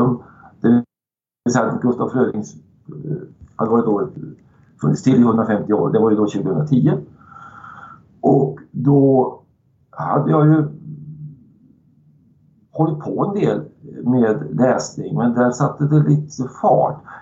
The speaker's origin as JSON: {"language": "Swedish", "region": "Värmland", "country": "Sweden", "said": "en, en, sak som man hade fått lära sig tidigt som värmlänning"}